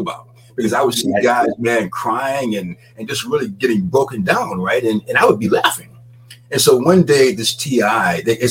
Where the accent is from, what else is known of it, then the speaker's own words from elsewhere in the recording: Jacksonville, Florida, United States; I grew up in Jacksonville, Florida.